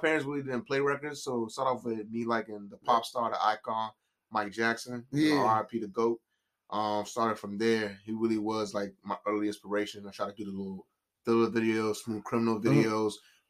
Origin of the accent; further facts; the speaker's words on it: Accra, Greater Accra, Ghana; born there; I was born in Ghana, so I was born in Accra, Ghana.